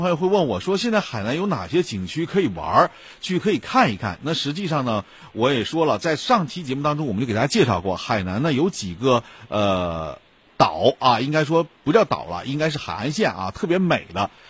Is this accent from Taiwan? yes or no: no; Northeast China, China; 所以，对于很多的这个我们东北人来讲啊，特别是到冬季的时候，真的是。觉得沈阳太冷了